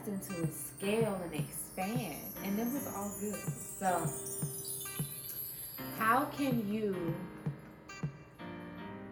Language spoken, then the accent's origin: English; St. Louis, Missouri, United States; moved away; my hometown, St. Louis